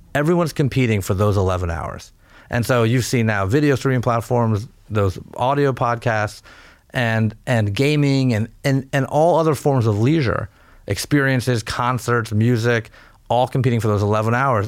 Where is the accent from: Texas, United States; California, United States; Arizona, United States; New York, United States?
California, United States; I was born in California, a first generation American.